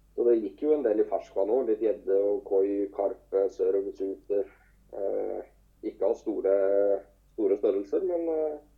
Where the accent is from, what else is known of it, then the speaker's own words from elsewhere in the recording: Telemark, Norway; Det er jo der jeg starta òg, i Telemark